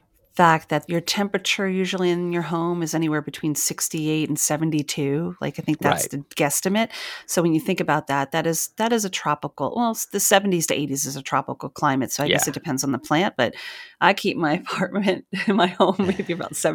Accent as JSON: {"language": "English", "region": "New York", "country": "United States", "also_born_or_lived": "North Carolina", "lives_now": "New Jersey, United States", "said": "because I'm originally from the New York area and I was living there at the time. And then from North Carolina, I moved to New York City."}